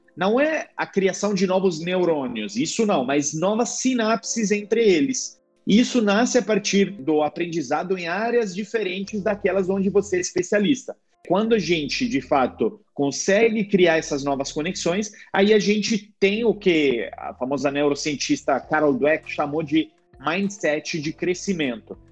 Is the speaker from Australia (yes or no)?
no; Italy; Portuguese is a second language; moved away as an adult; also born or lived in United States / Rio de Janeiro, Brazil; now in Brazil; Eu volto para Itália e o pessoal diz nossa, como você fala bem italiano, né? Achando que eu sou brasileiro.